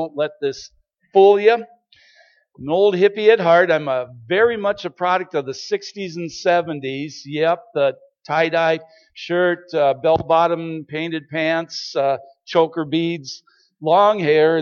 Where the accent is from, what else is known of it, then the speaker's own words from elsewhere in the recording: Starbuck, Minnesota, United States; we are originally from Starbuck, Minnesota